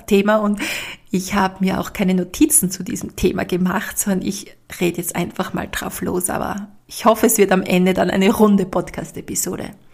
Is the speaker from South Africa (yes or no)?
no; Austria; bei uns in Österreich